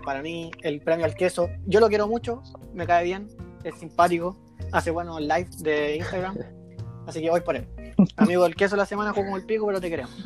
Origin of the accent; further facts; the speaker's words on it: Chile; somos chilenos